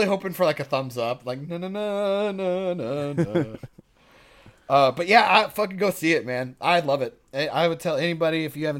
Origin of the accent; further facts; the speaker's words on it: United States; Or we're American and we have no idea what everybody's saying.